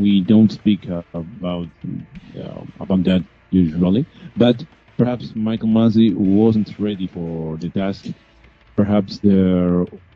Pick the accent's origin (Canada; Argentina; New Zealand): Argentina; Buenos Aires; I am from Buenos Aires, Argentina